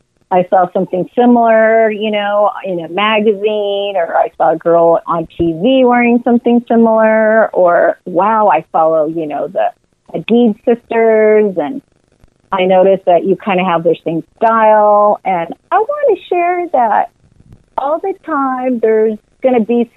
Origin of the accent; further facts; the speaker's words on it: California, United States; I'm here from America, born and raised. I was born in California